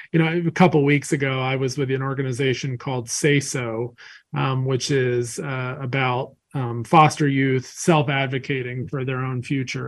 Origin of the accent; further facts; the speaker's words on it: North Carolina, United States; I grew up in North Carolina